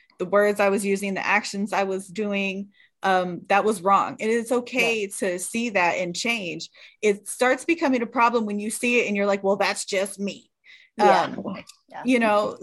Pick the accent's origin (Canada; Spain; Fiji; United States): United States; California; I grew up in California